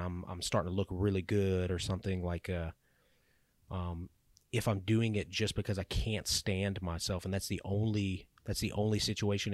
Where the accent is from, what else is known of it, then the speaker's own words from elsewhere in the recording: Louisiana, United States; I grew up in Louisiana, live in Louisiana